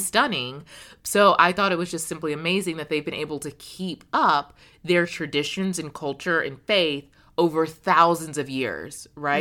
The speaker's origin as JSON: {"language": "English", "country": "United States", "said": "as an American woman"}